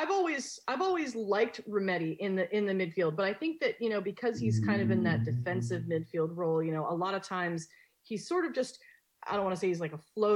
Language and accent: English; Scotland, United Kingdom; Being as Scottish as I am, I enjoy myself.